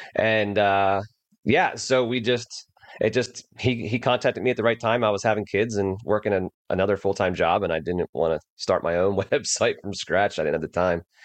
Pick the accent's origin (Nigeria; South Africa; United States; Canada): United States; New Jersey; moved away as an adult; I grew up on the East Coast, on the beach